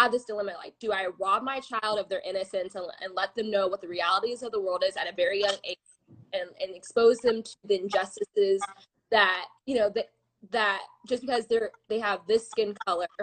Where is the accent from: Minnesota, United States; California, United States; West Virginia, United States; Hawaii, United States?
California, United States; Claremont; Claremont is a very sheltered place